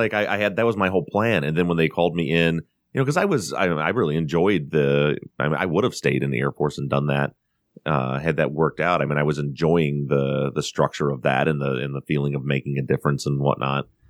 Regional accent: Buchanan, Michigan, United States; moved away as an adult; also born or lived in Colorado; born and raised in the town of Buchanan, Michigan, which is a very small town, a population of about five thousand people in the very southwest corner of Michigan

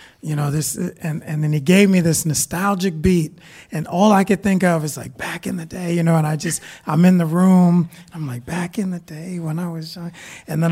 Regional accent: Los Angeles, California, United States; I'm from South Central Los Angeles

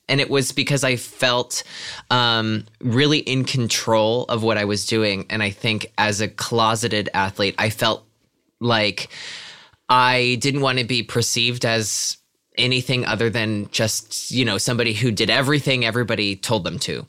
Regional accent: Pennsylvania, United States; moved away; I'm from Pennsylvania originally

